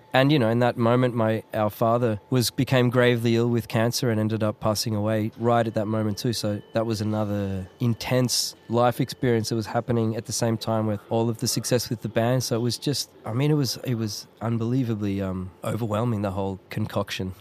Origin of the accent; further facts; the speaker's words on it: Melbourne, Victoria, Australia; moved away as an adult; now in Germany; I grew up in Australia, not not really ever feeling completely Australian or completely Italian or completely Scottish.